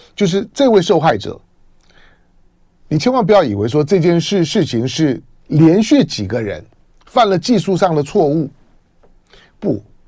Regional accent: Taiwan; 我从小在闽南人社社群里面长大，我最小的时候呢，是一个闽南跟平平主族混居的社群

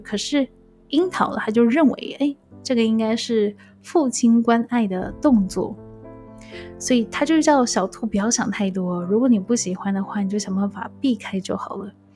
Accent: Taiwan; moved away as an adult; also born or lived in Macau; 一样来自台湾，然后到澳门工作

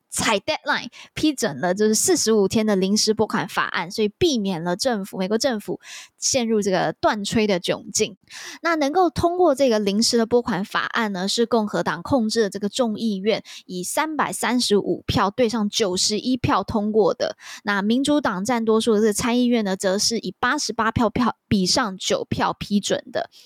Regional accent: Taiwan; 我们台湾人

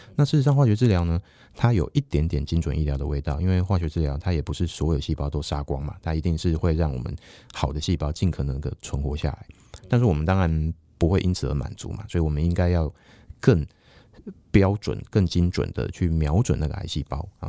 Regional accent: Taiwan; 我们台湾人

